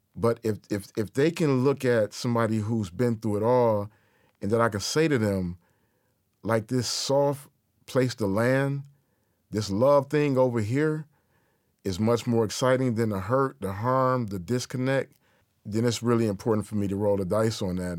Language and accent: English; Detroit, Michigan, United States; native Detroit in my hometown